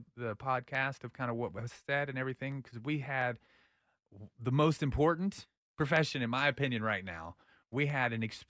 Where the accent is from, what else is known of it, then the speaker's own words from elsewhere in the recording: Austin, Texas, United States; I grew up in here in Austin, so we have to live in realism.